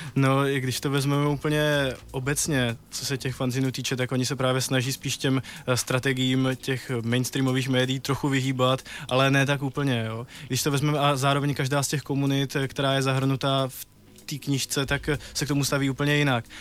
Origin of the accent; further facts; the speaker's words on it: Třebíč, Vysočina Region, Czechia; v Třebíči v, mě, v mém rodném městě